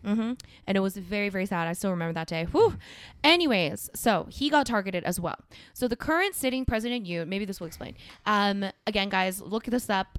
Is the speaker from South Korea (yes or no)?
yes; South Korea; moved away; South Korea, my home country